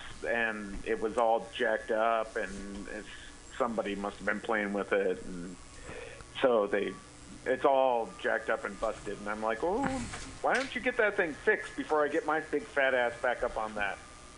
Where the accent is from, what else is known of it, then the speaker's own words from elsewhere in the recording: Midwest, United States; I'm from the Midwest.